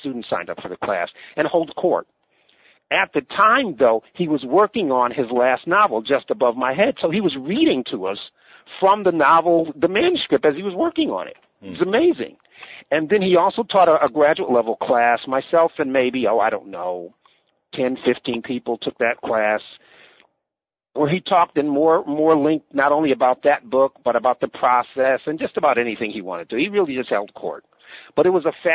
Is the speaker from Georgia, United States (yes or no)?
no; Buffalo, New York, United States; moved away as an adult; also born or lived in Las Vegas, Nevada / Bowling Green, Ohio; born and raised in Buffalo, New York, and a similarly working class background.